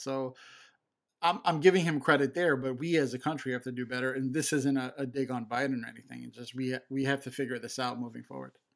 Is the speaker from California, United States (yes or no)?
no; Chicago, Illinois, United States; I'm from Chicago